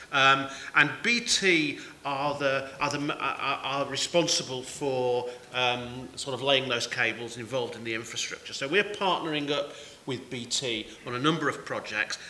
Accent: Manchester, North West England, United Kingdom; now in Cornwall, United Kingdom; I come from Manchester originally

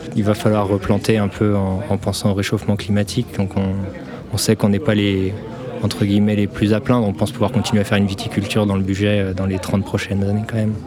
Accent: Vienne, Auvergne-Rhône-Alpes, France; j'étais originaire de Vienne

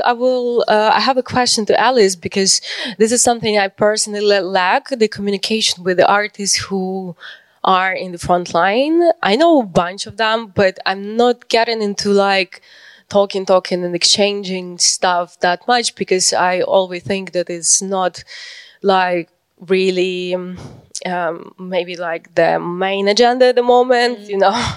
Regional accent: Ukraine

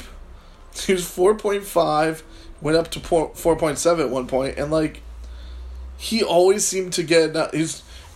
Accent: United States; I'm an American

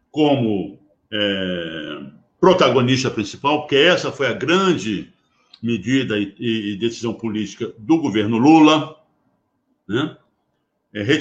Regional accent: Rio de Janeiro, Brazil; A gente, nós cariocas, eu sou carioca, nós tá, carioca até temos um certo ciúme de vocês aí em Santos.

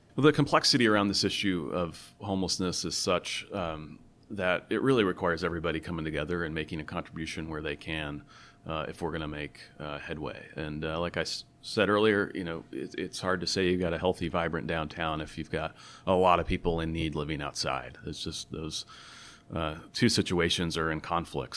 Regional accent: Tacoma, Washington, United States; I grew up in Tacoma

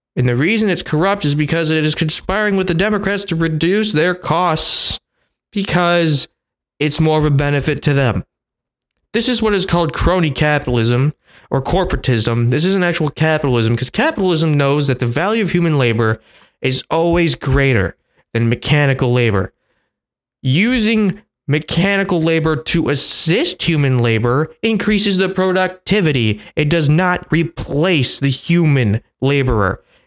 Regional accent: United States

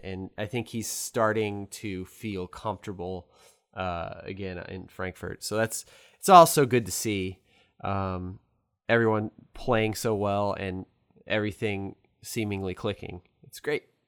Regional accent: St. Louis, Missouri, United States; I'm from Saint Louis, a car, Cardinal fan

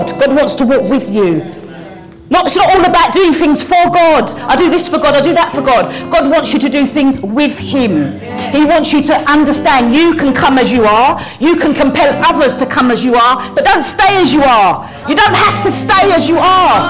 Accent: London, United Kingdom; accent: Cockney; my accent, oh, it's a bit of a Cockney accent

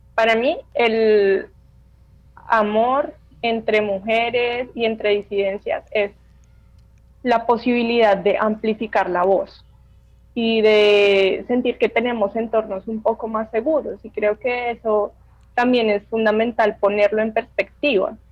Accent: Bogotá, Colombia; Yo finalmente soy una mujer bogotana

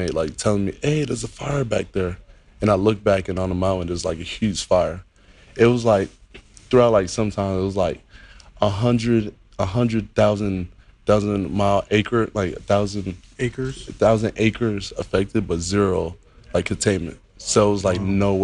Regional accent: Miami, Florida, United States; moved away as an adult; I was born and raised in Miami.

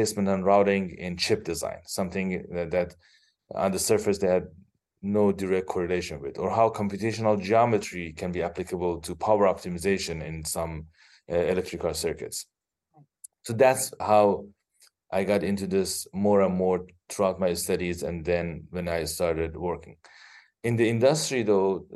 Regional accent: Iran; moved away as an adult; also born or lived in Los Angeles, United States; now in Bay Area, California, United States; originally, I am from Iran, where I did my bachelor's in electrical engineering. I live with my wife and two daughters here in Bay Area, California

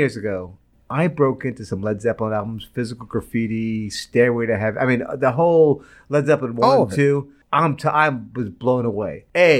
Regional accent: New York, United States; born or raised there

